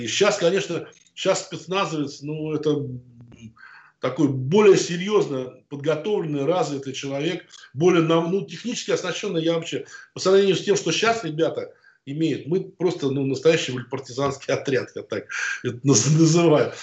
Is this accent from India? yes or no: no; Moscow, Russia; also born or lived in Oryol / Chechnya; ни к Москве, в которой я родился, там, ни в Орле, в котором я учился